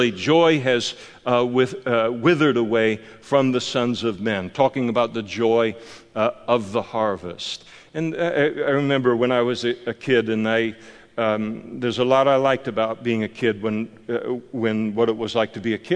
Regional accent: United States; I'm an American

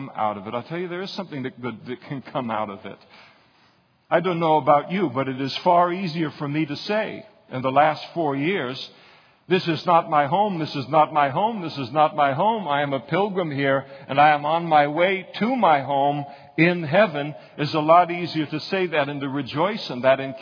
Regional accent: United States; as an American, you got that American passport

